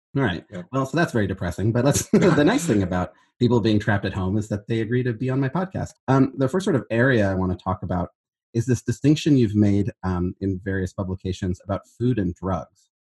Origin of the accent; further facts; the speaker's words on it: Berkeley, California, United States; I'm from Northern California